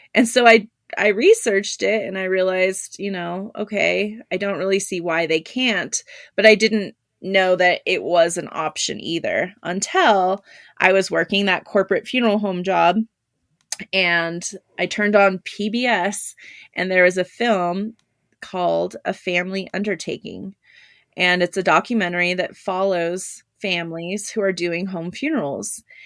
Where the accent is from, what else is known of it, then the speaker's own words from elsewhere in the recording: Southern California, United States; the first funeral home I worked at was in my hometown in Southern California